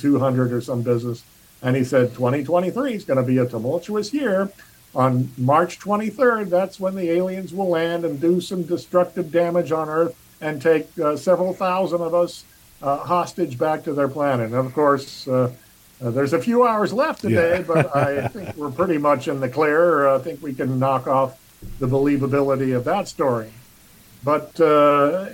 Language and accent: English; Cape Girardeau, Missouri, United States; my hometown of Cape Girardeau, Missouri